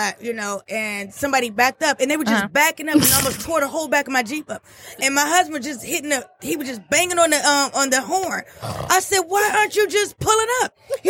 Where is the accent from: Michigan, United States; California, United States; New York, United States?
Michigan, United States; Detroit; moved away; I grew up in Detroit, and I'm very proud of it. Very proud. Doesn't matter where I move at.